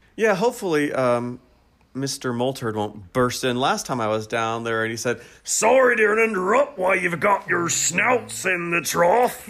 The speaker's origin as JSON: {"language": "English", "country": "United States", "said": "I'm an American"}